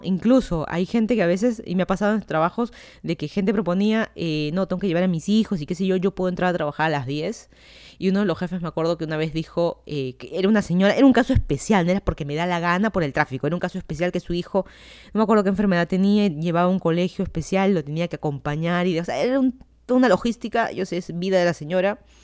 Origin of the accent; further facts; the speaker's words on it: Lima, Peru; moved away as an adult; also born or lived in Miami, United States; now in Virginia, United States; yo soy de Lima, Perú, me mudé a Estados Unidos hace un poco más de dos años